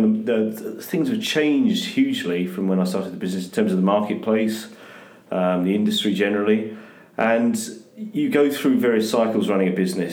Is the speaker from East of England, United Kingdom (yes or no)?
yes; rural Essex, Hertfordshire, East of England, United Kingdom; also born or lived in near St Andrews, Scotland; we moved down to kind of rural Essex, Hertfordshire. Very nice place to grow up.